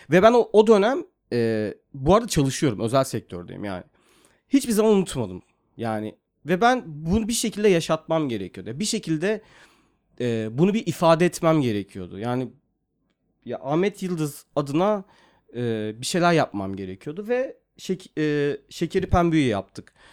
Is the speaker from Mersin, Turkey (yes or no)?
yes; Mersin, Turkey; moved away as an adult; also born or lived in Yeşilhisar, Kayseri / İzmir; now in Istanbul, Turkey; Bir dönem işte 4 yaşına kadar Kayseri'nin Yeşilsay ilçesinde kaldıktan sonra sonra İzmir'e taşındık. İzmir'e taşındıktan sonra da e, orada ilkokulu okudum karşıya kadar. Ondan sonra Mersin'e taşındık. 94'te olması gerekiyor yanlış hatırlamıyorsam. Ee, tüm hayatım Mersin'de sahil kenarında geçti aslında.